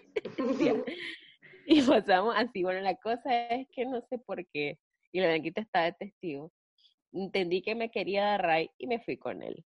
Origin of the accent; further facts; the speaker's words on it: Nicaragua; somos dos hermanas nicaragüenses